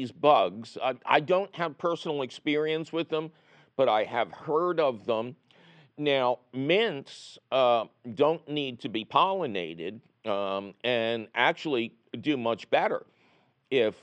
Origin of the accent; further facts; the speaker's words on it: Philadelphia, Pennsylvania, United States; moved away; I'm originally from Philadelphia